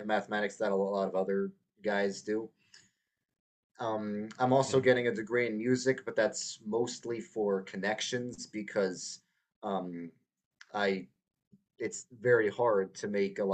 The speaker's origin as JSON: {"language": "English", "region": "New York", "country": "United States", "tie": "born or raised there", "moved": "as an adult", "lives_now": "Texas, United States", "said": "I'm originally from New York, born and raised, not the city, not upstate, somewhere in between"}